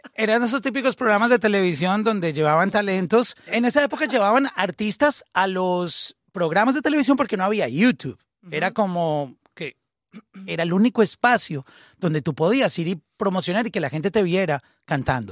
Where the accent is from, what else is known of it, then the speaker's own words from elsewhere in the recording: Colombia; nosotros, por ejemplo, que somos colombianos, a nosotros nos criaron oyendo todo tipo de música.